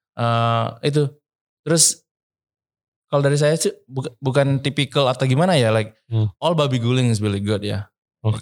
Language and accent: Indonesian; Bali, Indonesia; saya dari Bali